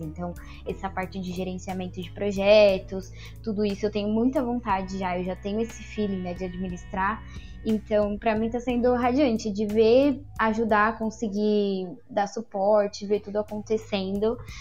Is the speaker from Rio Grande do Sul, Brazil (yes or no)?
no; São Paulo, Brazil; do fundão também, da Zona Leste de São Paulo.